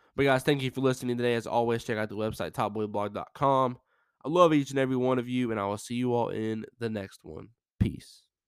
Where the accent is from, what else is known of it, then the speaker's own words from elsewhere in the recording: Charlotte, North Carolina, United States; my hometown, Charlotte, North Carolina